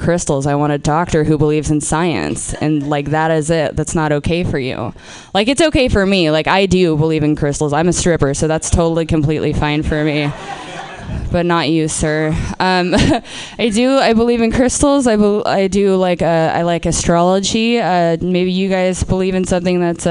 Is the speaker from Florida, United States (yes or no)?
no; Portland, Oregon, United States; I'm from Portland. I'm from Portland, Oregon